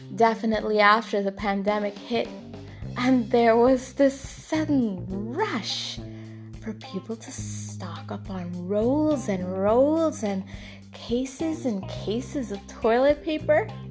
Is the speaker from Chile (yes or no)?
no; Trinidad & Tobago; moved away; when I was a little girl growing up in Trinidad and Tobago